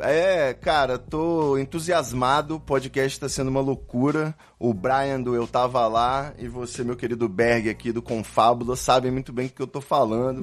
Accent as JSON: {"language": "Portuguese", "region": "Rio de Janeiro", "country": "Brazil", "said": "Eu sou do Rio de Janeiro"}